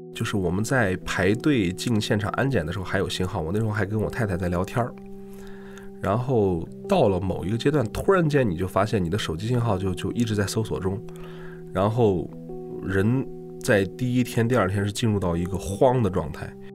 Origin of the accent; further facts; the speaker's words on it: China; 我们中国人